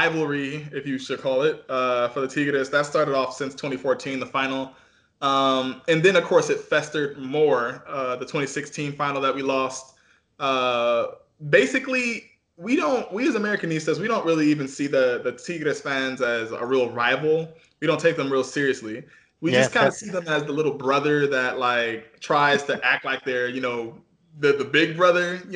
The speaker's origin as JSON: {"language": "English", "region": "California", "country": "United States", "tie": "born or raised there", "also_born_or_lived": "Detroit, Michigan", "said": "I'm originally from Detroit, Michigan. I was raised in California"}